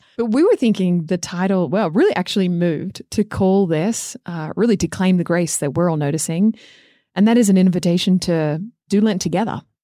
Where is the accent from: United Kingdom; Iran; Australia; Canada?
Australia; moved away; growing up in Australia